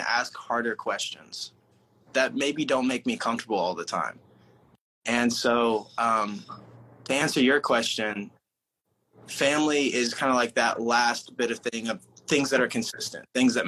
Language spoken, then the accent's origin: English; Oklahoma, United States; I'm from Oklahoma originally, so middle of nowhere.